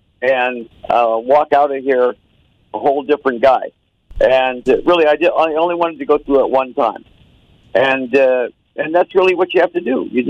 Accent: Phoenix, Arizona, United States; also born or lived in Detroit, Michigan / Los Angeles; I was born right downtown. I lived in East Detroit. I left there when I was 10 years old because I had asthma so bad. So I had to get out of that wet, cold climate. Went to Arizona, and Arizona is where I grew up

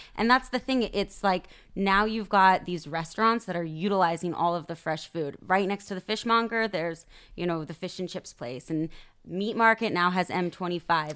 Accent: Sacramento, California, United States; moved away as an adult; now in Tel Aviv, Israel; growing up in Sacramento

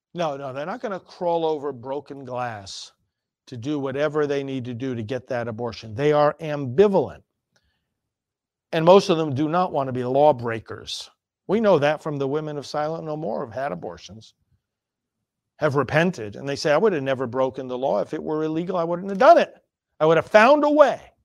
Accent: New York, United States; moved away; I'm from New York originally

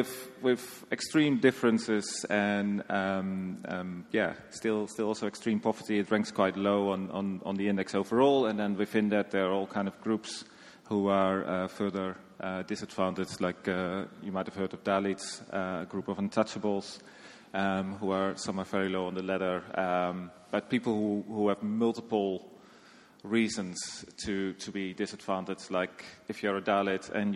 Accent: Netherlands; moved away as an adult; also born or lived in Sri Lanka / South Sudan / Afghanistan / Sudan; now in Nepal; I'm from the Netherlands.

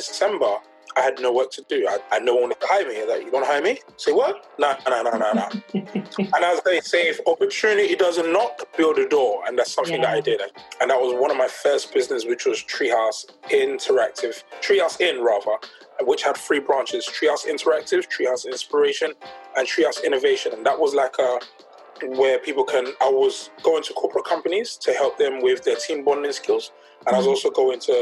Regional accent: London, United Kingdom; I grew up in Peckham, South East London

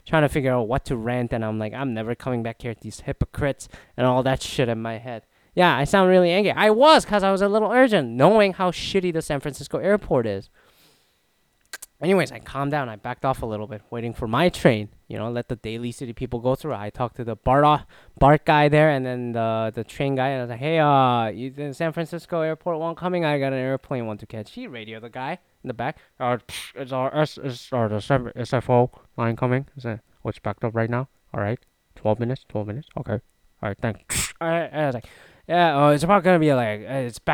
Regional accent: Toronto, Ontario, Canada; I'm from Toronto area

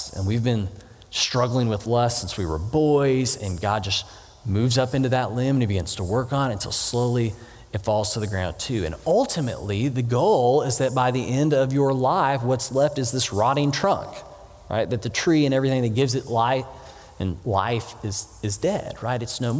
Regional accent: Texas, United States; But we came from Texas where the biggest trees, you could pretty much jump over them, right?

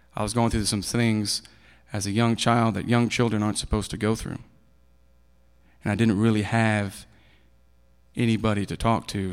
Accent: Kansas City, Missouri, United States; also born or lived in Maud, Texas; I was born in Maud, Texas. It's in Bowie County

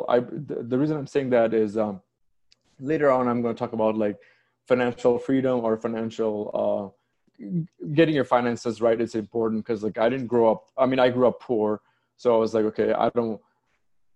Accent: Saudi Arabia; also born or lived in Bangladesh / United Kingdom / Washington, D.C. / Austin; now in United States; I was born in Bangladesh, and I grew up in Saudi Arabia.

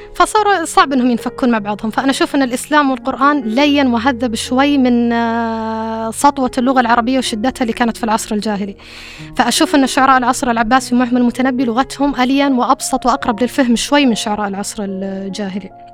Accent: Saudi Arabia; accent: Saudi dialect; في لهجتنا السعودية

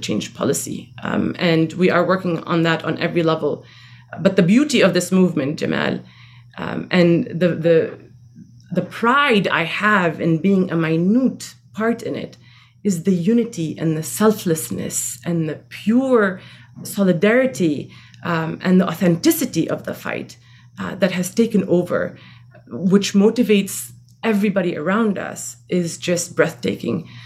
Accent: Palestine; also born or lived in West Bank; now in United States; I am an American, born and raised in Palestine

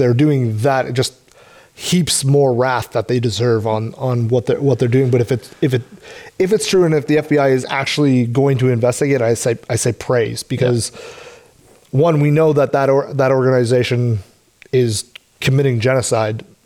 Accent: Canada; as a Canadian

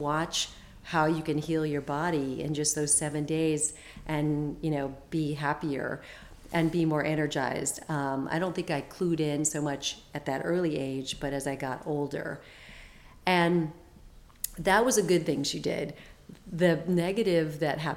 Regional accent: Phoenix, Arizona, United States; I grew up in Phoenix, Arizona

